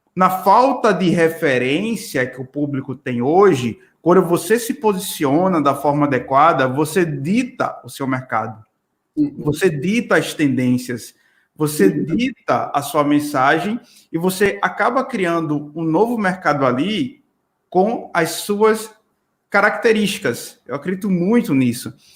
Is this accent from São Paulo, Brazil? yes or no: no; Pernambuco, Brazil; moved away; also born or lived in Natal, Rio Grande do Norte; eu sou de Natal. Então, assim, na verdade, sou pernambucano, mas morei muito tempo em Natal